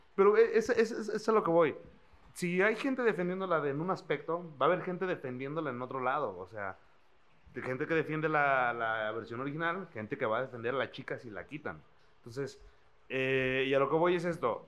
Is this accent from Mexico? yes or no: yes; Mexico; nosotros, como mexicanos, guerreros azteca